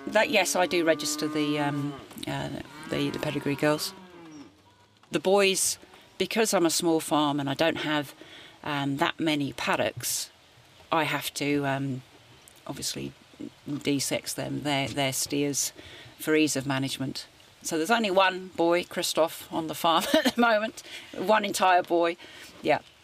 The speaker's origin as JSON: {"language": "English", "town": "St Albans", "region": "East of England", "country": "United Kingdom", "tie": "born or raised there", "moved": "as an adult", "lives_now": "Gisborne, New Zealand", "said": "I was born in St Albans, which is 20 minutes north of London."}